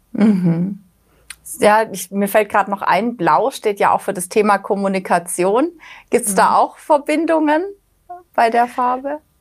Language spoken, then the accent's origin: German; Black Forest, Baden-Württemberg, Germany; ich bin auch im Schwarzwald aufgewachsen